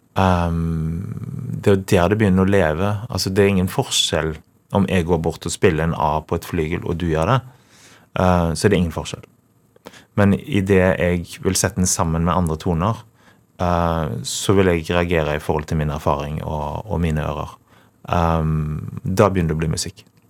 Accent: Karmøy, Rogaland, Norway; jeg er fra Karmøy

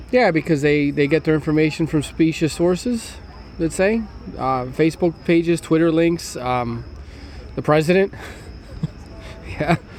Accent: Pennsylvania, United States; my home state.

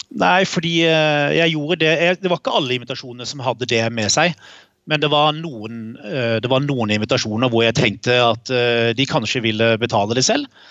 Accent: Kristiansand, Agder, Norway; vi vokste jo opp i Kristiansand begge

